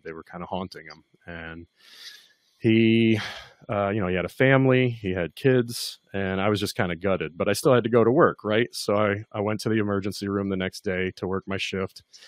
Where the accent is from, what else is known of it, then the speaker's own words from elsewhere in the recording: Kentucky, United States; I'm from Kentucky.